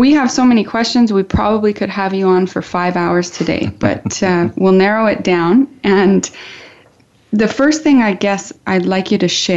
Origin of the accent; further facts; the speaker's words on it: Canada; Boyd and I, we're from Canada